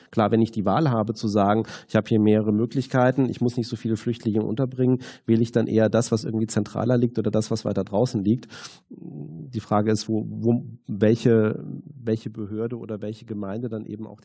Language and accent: German; Düsseldorf, North Rhine-Westphalia, Germany; gut, ich komme jetzt aus Düsseldorf